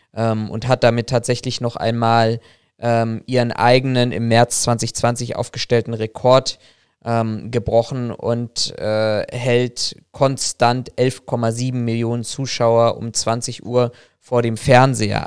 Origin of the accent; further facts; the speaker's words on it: Germany; wir Deutschen